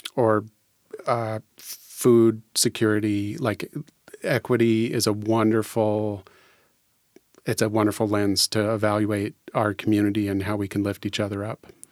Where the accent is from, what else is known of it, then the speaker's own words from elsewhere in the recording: Fircrest, Washington, United States; I was born and raised in Faircrest